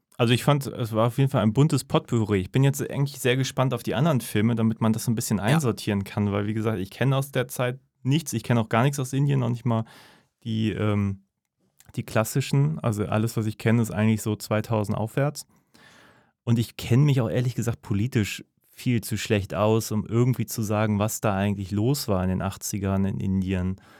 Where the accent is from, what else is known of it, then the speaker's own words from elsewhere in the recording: Northern Germany, Germany; als Norddeutscher